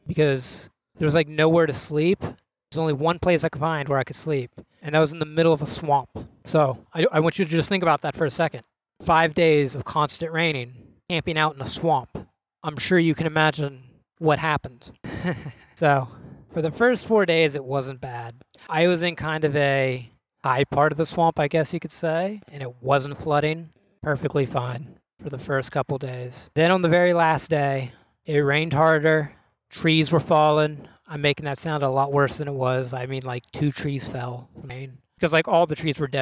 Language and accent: English; Cumberland, Maryland, United States; moved away; I'm from Cumberland, Maryland